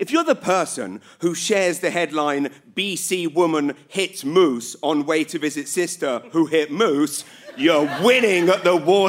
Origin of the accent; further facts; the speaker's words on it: United Kingdom; now in New Brunswick, Canada; I know I'm now a New Brunswicker, but I am a British